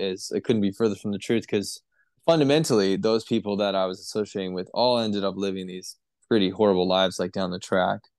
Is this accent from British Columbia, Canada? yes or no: yes; Vancouver, British Columbia, Canada; moved away as an adult; now in Northern Rivers, Australia; I was born in Vancouver, British Columbia, Canada.